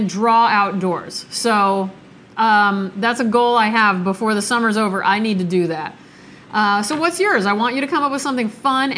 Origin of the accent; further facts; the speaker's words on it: Nebraska, United States; moved away; I'm from Nebraska. If you guys didn't know, that's where I was born.